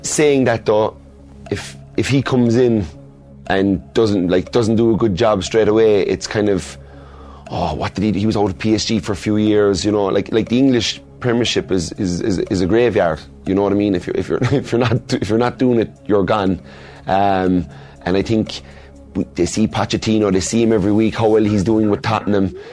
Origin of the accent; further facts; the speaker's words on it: Kerry, Munster, Ireland; I was born in Kerry. My friends are from Kerry. My mother's from Kerry.